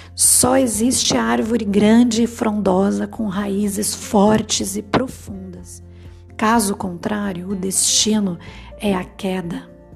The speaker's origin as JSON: {"language": "Portuguese", "country": "Brazil", "said": "a gente como brasileiro"}